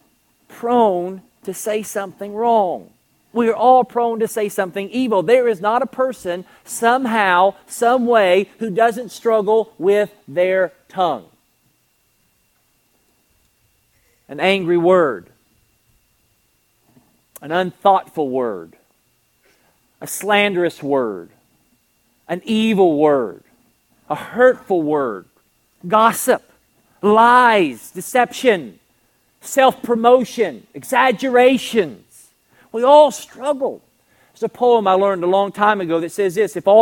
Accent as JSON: {"language": "English", "region": "Kentucky", "country": "United States", "said": "I'm from Kentucky. It's the thoroughbred state."}